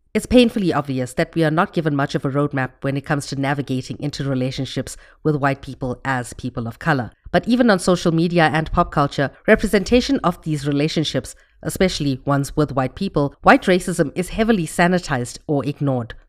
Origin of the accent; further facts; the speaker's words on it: India; my identity as an Indian person